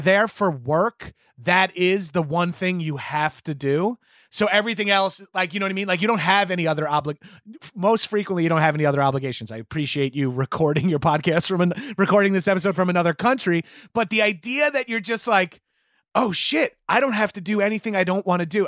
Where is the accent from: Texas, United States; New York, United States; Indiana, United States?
New York, United States; Long Island; moved away as an adult; also born or lived in Brooklyn, New York; I'm from Long Island